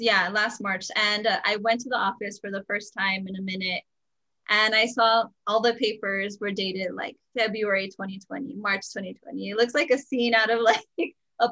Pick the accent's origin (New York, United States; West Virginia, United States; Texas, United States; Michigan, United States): Texas, United States; El Paso; I was born here in El Paso